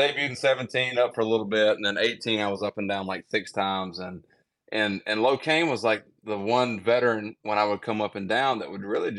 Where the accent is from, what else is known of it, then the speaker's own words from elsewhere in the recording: Mississippi, United States; I'm from Mississippi.